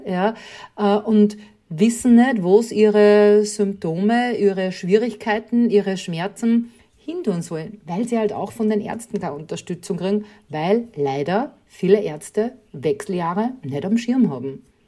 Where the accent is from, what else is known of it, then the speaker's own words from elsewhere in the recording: Upper Austria, Austria; bin Oberösterreicherin